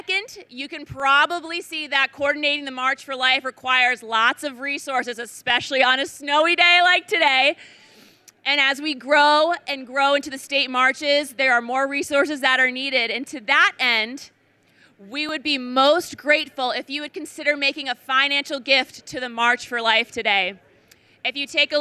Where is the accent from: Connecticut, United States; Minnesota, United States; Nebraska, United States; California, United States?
Connecticut, United States; from Connecticut, my home state